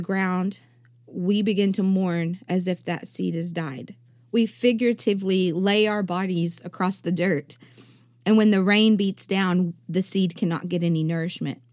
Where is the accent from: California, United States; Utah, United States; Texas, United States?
Texas, United States; East; I come from East Texas